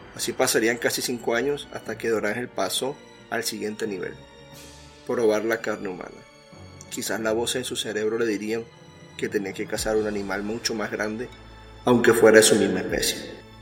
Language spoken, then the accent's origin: Spanish; Venezuela; mi país Venezuela